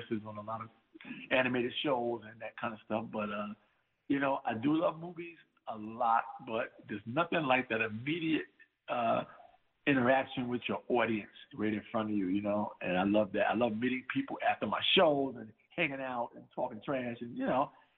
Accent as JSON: {"language": "English", "town": "Plymouth", "region": "North Carolina", "country": "United States", "tie": "born or raised there", "lives_now": "Mount Vernon, United States", "said": "You know, a lot of folks from Plymouth actually left there and moved to Mount Vernon, New York."}